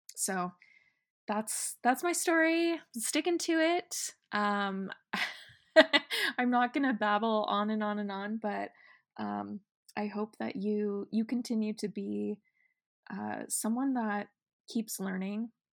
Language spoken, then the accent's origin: English; Estacada, Oregon, United States; moved away; I'm from Oregon, if you didn't know that already, and I grew up in a small town called Estacada